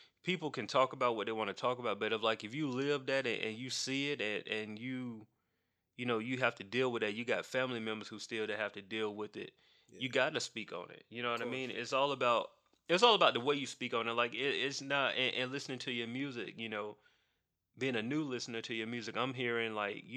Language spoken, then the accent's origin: English; Macon, Georgia, United States; I'm from Macon